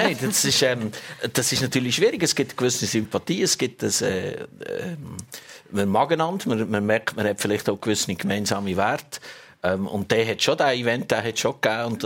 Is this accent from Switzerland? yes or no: yes; Hasli, Switzerland; Also wir kommen beide aus Hasli wirklich nach. Wir sind sogar miteinander in die Schule gegangen.